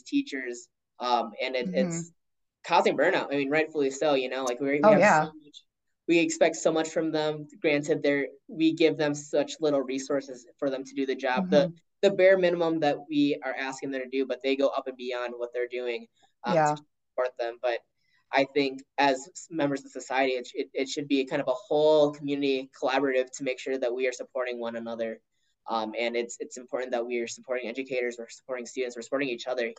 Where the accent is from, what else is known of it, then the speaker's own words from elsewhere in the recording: Chaska, Minnesota, United States; as Filipino American, I was different